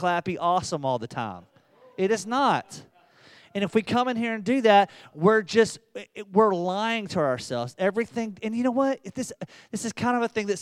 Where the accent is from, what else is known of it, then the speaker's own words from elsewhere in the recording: the South, United States; I'm from the South